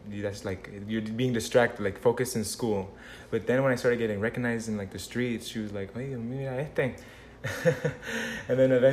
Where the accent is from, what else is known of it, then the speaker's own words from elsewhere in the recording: Margate, Florida, United States; I was born here in Florida. Margate, Broward.